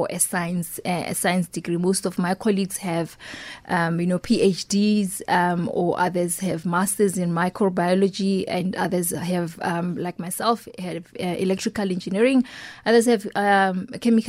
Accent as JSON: {"language": "English", "town": "Pretoria", "region": "Gauteng", "country": "South Africa", "tie": "born or raised there", "said": "growing up in Mamelodi"}